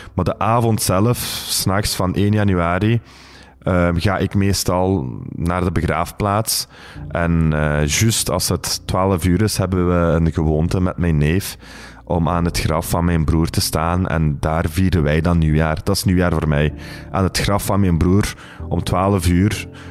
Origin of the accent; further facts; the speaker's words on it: Belgium; we wonen hier, we zijn van hier. we hebben roots in Turkije, we zijn van Turkse afkomst, maar we zijn Belgische Turken